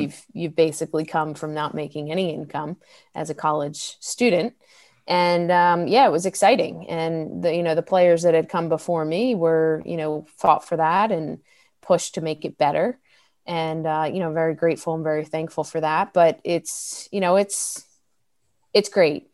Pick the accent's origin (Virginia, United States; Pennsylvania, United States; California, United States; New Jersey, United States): New Jersey, United States; Delran; growing up in Del Ran, uh, it was South Jersey, very close to Philadelphia